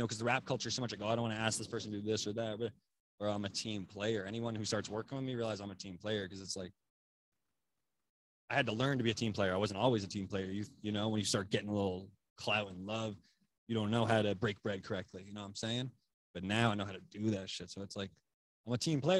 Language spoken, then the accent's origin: English; Amherst, Massachusetts, United States; also born or lived in Boston, Massachusetts; I grew up in South Amherst